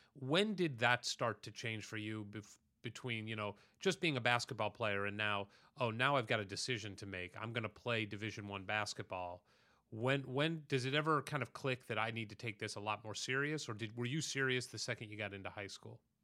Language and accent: English; St. Louis, Missouri, United States; now in Los Angeles, United States; I am from Saint Louis, Missouri